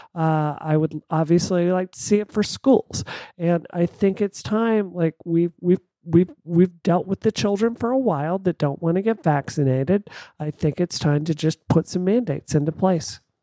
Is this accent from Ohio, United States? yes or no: no; Mississippi, United States; I grew up in Mississippi